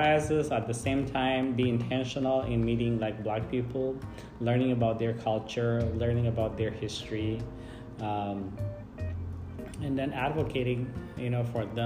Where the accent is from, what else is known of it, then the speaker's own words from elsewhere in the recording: Ethiopia; moved away as an adult; now in United States; I grew up like in Ethiopia